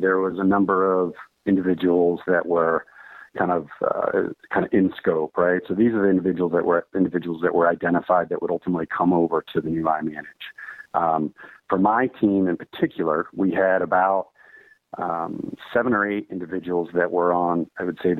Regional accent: Washington, District of Columbia, United States; moved away as an adult; also born or lived in New York City / San Francisco Bay Area; now in Chicago, United States; I'm originally from the Washington, D.C. area

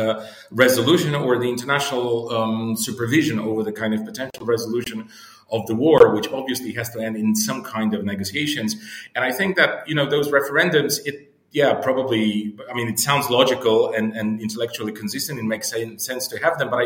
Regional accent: Bulgaria; moved away; I come originally from Bulgaria

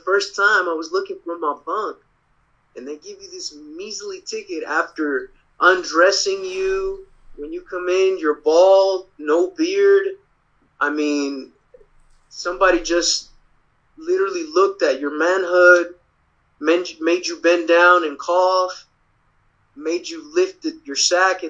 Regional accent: Dallas, Texas, United States; I'm from Dallas

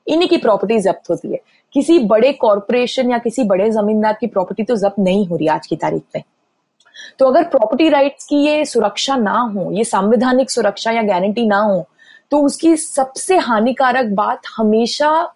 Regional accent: Delhi, India; now in New York, United States; मैं दिल्ली में पली बड़ी हूं

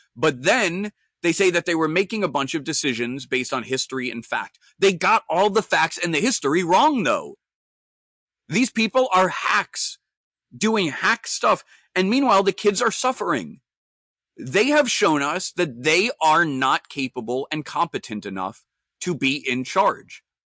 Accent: New York, United States; I'm a New Yorker

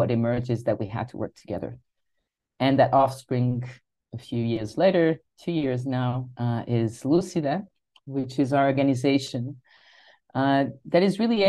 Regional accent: Lisbon, Portugal; I am from Lisbon. That's where I am right now.

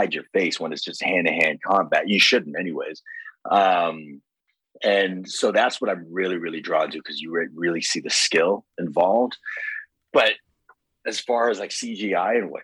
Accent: Toronto, Ontario, Canada; I'm from Scarborough.

